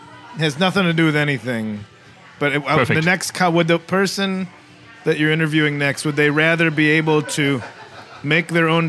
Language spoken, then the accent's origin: English; Illinois, United States; I'm from Illinois